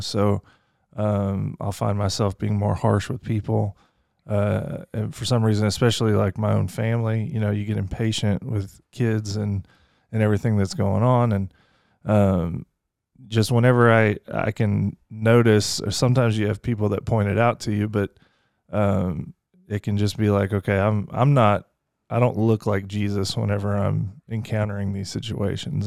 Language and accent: English; Fort Worth, Texas, United States; also born or lived in Lake Charles, Louisiana; now in Kentucky, United States; I grew up a lot in Fort Worth, Texas, so kinda dual citizen kinda thing